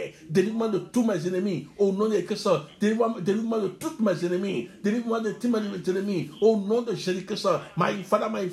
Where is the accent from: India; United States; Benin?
Benin; Cotonou, Littoral; In the place I grew up in Cotonou, I was born in Cotonou.